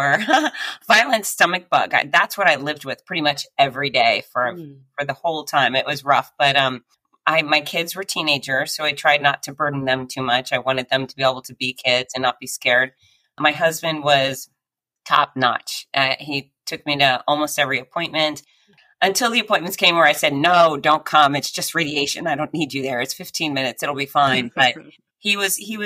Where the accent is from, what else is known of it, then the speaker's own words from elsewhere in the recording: Gainesville, Florida, United States; my hometown of Gainesville, Florida